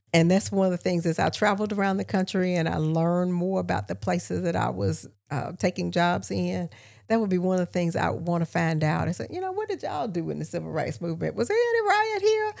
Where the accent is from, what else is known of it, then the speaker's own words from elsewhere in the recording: Augusta, Georgia, United States; moved away as an adult; also born or lived in Albany, Georgia / Charlotte, North Carolina; I'm from East Augusta